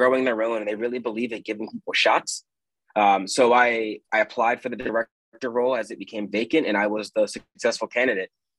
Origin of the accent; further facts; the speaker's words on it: suburb of Philadelphia, Pennsylvania, United States; moved away as an adult; also born or lived in Wyoming / Nebraska; now in Omaha, United States; a suburb right outside of Philadelphia